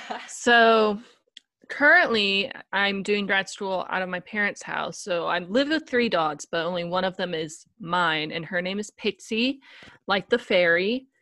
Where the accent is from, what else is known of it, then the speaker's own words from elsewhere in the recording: Tennessee, United States; But I'm actually from Tennessee, so it's very surprising I don't have a stronger Southern accent.